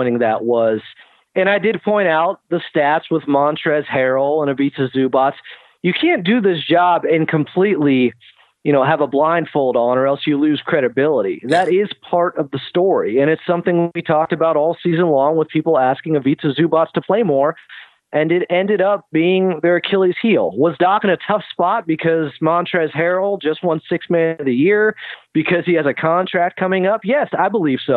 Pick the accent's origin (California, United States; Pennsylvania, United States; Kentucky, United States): California, United States; Sacramento; now in Southern California, United States; when I was growing up in Sacramento